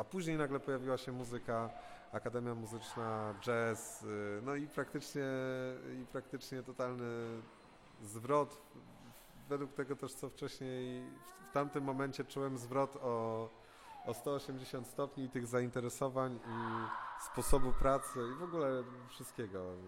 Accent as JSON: {"language": "Polish", "town": "Krzycko Wielkie", "region": "Greater Poland", "country": "Poland", "said": "pochodzę z Krzycka Wielkiego, z gmina Włoszakowice, w Wielkopolsce"}